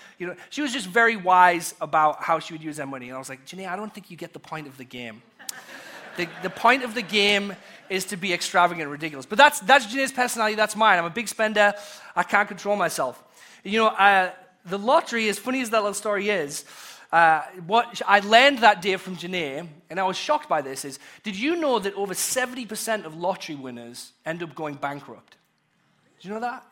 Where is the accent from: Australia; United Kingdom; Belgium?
United Kingdom; England; now in United States; a pastor from once growing up in England